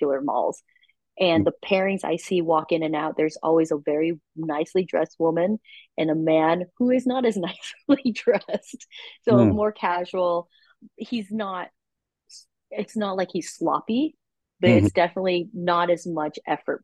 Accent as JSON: {"language": "English", "country": "United States", "tie": "born or raised there", "moved": "as an adult", "lives_now": "Taiwan", "said": "I was born in America. I grew up with like a more Western beauty standard."}